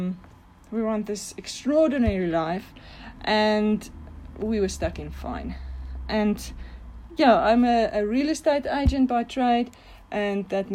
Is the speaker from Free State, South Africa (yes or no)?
yes; Bloemfontein, Free State, South Africa; I am from Bloemfontein in South Africa